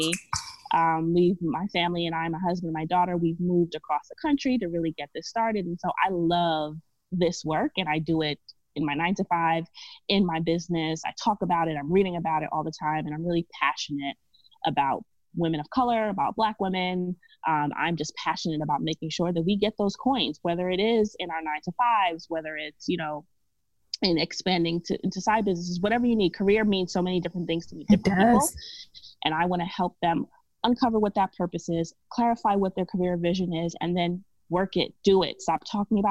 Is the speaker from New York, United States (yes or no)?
yes; New York City, New York, United States; moved away as an adult; now in California, United States; I'm from New York, born and raised, Brooklyn, BK all day